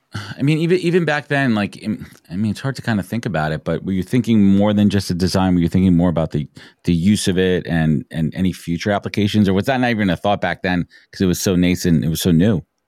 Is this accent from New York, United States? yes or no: yes; New York City, New York, United States; I was growing up in Brooklyn, I remember in elementary school